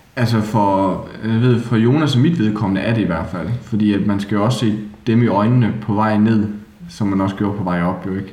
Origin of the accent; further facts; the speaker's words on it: Haderslev, Southern Denmark, Denmark; accent: Southern Jutlandic; oprindeligt, så er jeg jo fra Sønderjylland